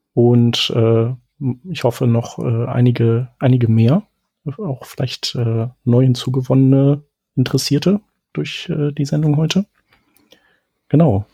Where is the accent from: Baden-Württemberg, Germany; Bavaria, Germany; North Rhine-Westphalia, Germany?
North Rhine-Westphalia, Germany; Düsseldorf; Ich bin ja äh, Düsseldorfer